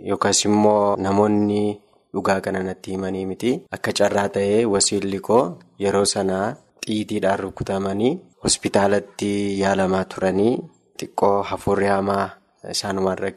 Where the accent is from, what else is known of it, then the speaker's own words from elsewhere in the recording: Walqixxee, Amuru district, Horo Guduru Wollega Zone, Oromia, Ethiopia; Bakka inni itti dhaladhee aanaa muruu godina warroo guduruu iddoo walqixxee jedhamtutti.